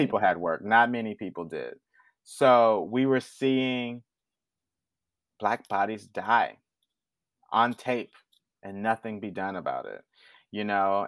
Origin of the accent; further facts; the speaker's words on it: Houston, Texas, United States; But I'm from the South. I'm from Houston